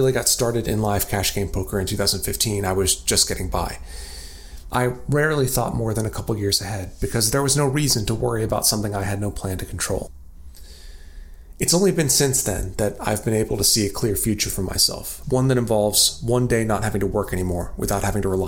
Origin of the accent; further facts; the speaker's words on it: West Virginia, United States; West Virginia is my home state.